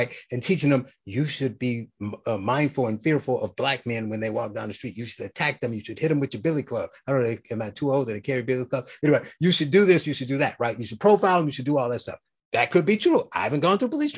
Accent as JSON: {"language": "English", "town": "Gary", "region": "Indiana", "country": "United States", "tie": "born or raised there", "said": "I'm from Gary, Indiana"}